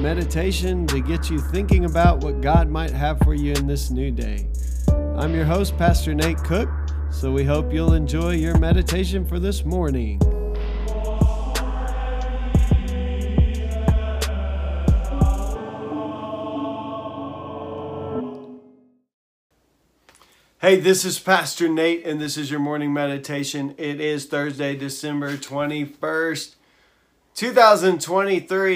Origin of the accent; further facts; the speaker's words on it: Texas, United States; I'm from Texas